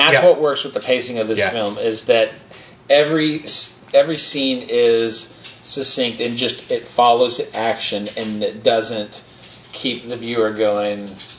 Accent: Moorpark, California, United States; They shot that in Moore Park. They shot that in my hometown where my sister went to high school.

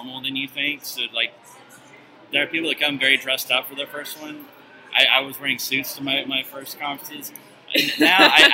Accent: Oklahoma, United States; I'm from Oklahoma

